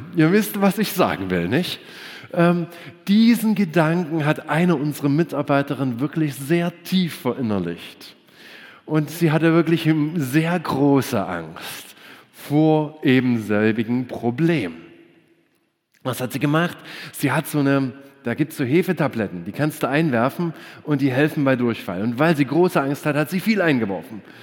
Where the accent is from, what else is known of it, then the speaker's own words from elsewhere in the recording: Germany; Wir Deutschen